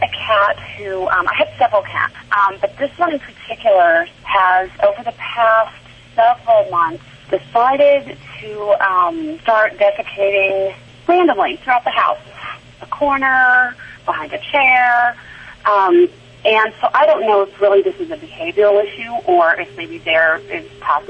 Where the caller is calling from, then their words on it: Denver, Colorado, United States; I am in Denver.